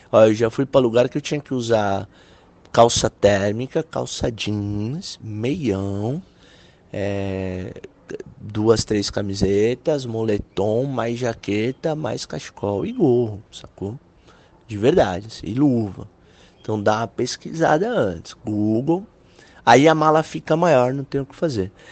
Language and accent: Portuguese; Brazil; Eu sou do Brasil, mano. Ah, tá tirando aqui, é terceiro mundo.